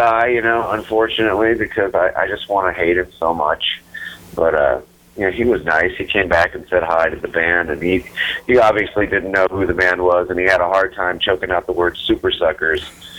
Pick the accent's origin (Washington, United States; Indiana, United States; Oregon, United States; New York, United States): Washington, United States; Seattle; it's my hometown. It's where I live.